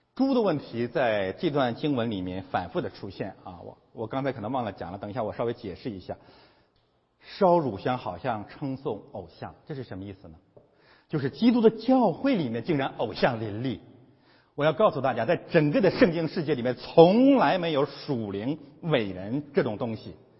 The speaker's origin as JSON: {"language": "Chinese", "country": "China", "said": "我们中国人更能了解这些宗教的现象了"}